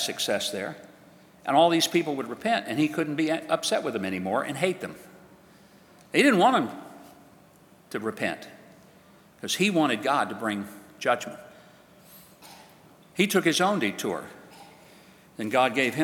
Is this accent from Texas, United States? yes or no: no; Hope, Arkansas, United States; playing Little League Baseball in my hometown of Hope, Arkansas